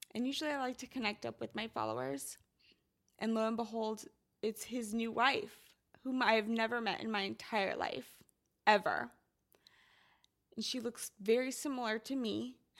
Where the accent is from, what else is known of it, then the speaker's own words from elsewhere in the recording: Midwest, United States; I'm from the Midwest and it rains a lot